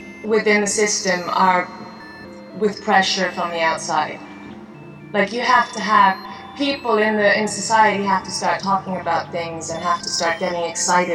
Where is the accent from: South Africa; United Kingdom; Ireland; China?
United Kingdom; England; also born or lived in United States; now in Iceland; I'm Icelandic, but I grew up in England, for instance, and spent a lot of time in the US